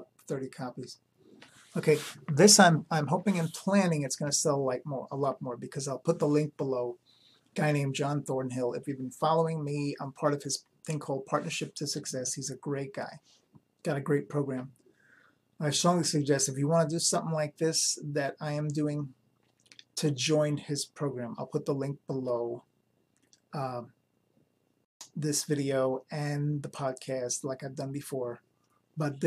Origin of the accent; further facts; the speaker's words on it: New York, United States; Growing up in New York